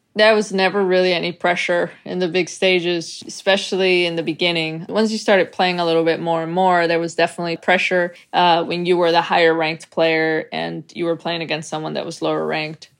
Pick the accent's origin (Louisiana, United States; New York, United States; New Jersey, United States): New York, United States; moved away; I was raised in New York